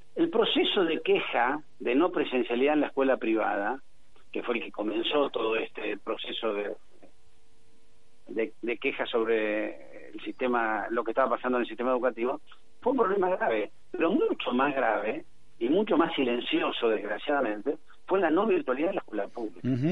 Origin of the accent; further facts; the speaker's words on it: San Miguel, Buenos Aires Province, Argentina; soy de San Miguel, nací en San Miguel, vuelvo a San Miguel todos los días de mi vida